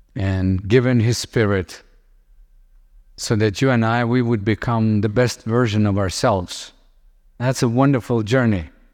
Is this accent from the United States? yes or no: no; Lithuania; I grew up in Soviet Union and, uh, when I was little, we would have Russian tanks on the streets. Today, I live in Lithuania